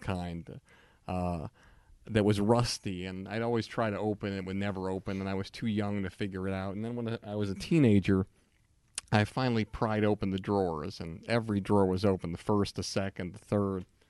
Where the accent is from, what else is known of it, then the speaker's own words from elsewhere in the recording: Longmeadow, Massachusetts, United States; I'm growing up in Longmeadow, Massachusetts, which is like the whitest town in the world